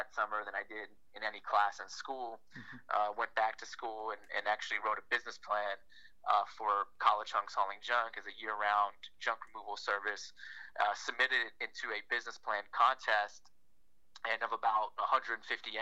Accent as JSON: {"language": "English", "town": "Washington", "region": "District of Columbia", "country": "United States", "tie": "born or raised there", "also_born_or_lived": "Miami, Florida", "moved": "as an adult", "said": "We grew up in Washington, D.C."}